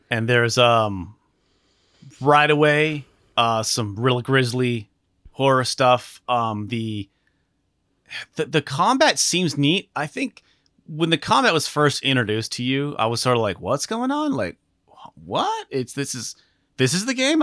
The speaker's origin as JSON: {"language": "English", "region": "Alaska", "country": "United States", "tie": "born or raised there", "moved": "yes", "said": "I grew up in Alaska"}